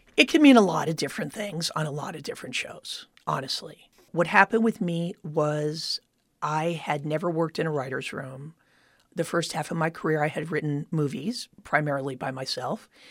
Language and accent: English; Miami Beach, Florida, United States; moved away as an adult; now in Los Angeles, United States; I grew up in Miami Beach, Florida, where at that time there was very little show business